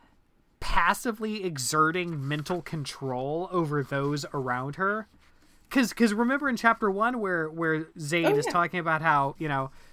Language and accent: English; Midwest, United States; I'm from the Midwest